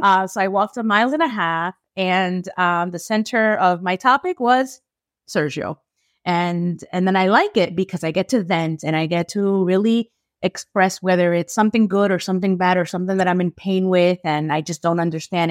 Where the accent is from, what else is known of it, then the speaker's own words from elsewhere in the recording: New York, United States; I'm from New York